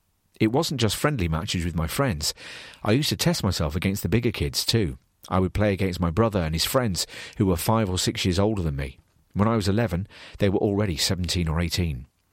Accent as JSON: {"language": "English", "town": "Gelsenkirchen", "region": "North Rhine-Westphalia", "country": "Germany", "tie": "born or raised there", "said": "It all goes back to when I was growing up in Gelsenkirchen, when I'd be playing for 5 hours a day."}